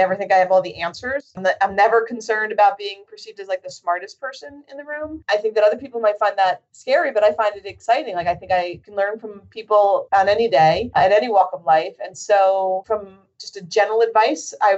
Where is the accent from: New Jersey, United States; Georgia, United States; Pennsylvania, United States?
New Jersey, United States; I'm born and raised in New Jersey